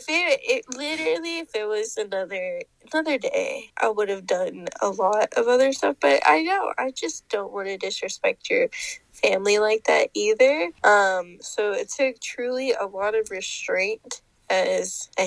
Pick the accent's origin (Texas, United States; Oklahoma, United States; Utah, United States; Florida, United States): Texas, United States; Garland; I'm from Garland